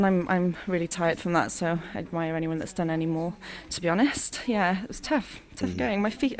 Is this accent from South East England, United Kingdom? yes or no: no; St Davids, Wales, United Kingdom; I'm from St David's, Solvaria. So, yeah, I'm local.